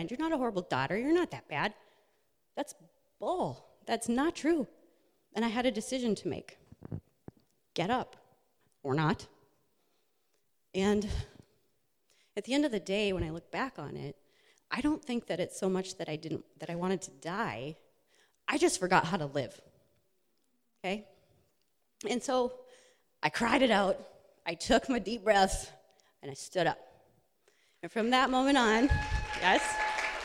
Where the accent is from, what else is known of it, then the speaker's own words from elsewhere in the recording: Minnesota, United States; I was raised in Minnesota